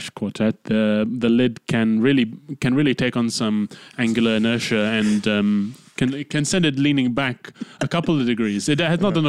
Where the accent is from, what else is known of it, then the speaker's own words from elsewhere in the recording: Malaysia; I grew up in Malaysia where the Malays are a race of people